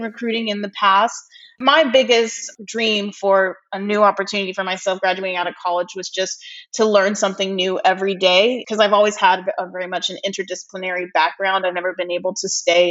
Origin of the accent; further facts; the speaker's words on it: Los Angeles, California, United States; also born or lived in Virginia; I was born and raised in Los Angeles